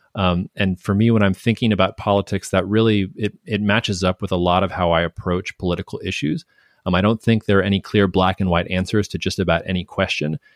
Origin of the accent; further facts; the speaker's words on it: United States; as an American